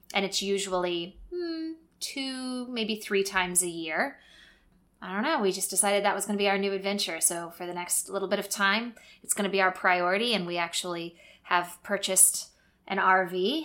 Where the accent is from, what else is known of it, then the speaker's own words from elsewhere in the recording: Missouri, United States; moved away as an adult; also born or lived in North Carolina; now in Texas, United States; we grew up in Missouri, went to college in Missouri